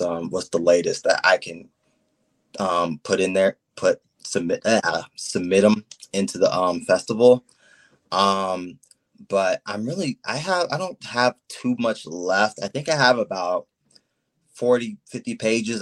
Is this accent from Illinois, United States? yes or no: no; Copley, Ohio, United States; I'm from Copley, Ohio